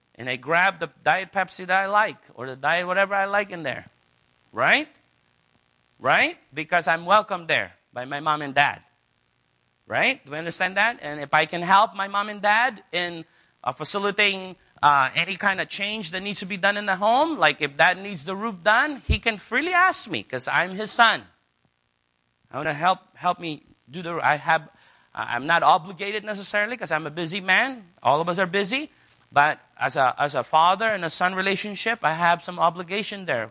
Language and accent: English; United States; as an American